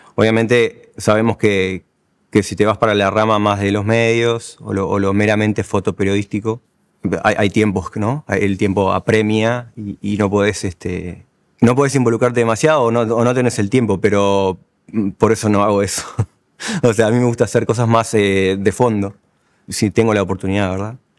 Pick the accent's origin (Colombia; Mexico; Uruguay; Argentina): Uruguay; La Paloma, Rocha; now in Montevideo, Uruguay; siento como más identidad eh, de mi departamento, que es Rocha, o mi ciudad natal, que es, La Paloma, que del Uruguay.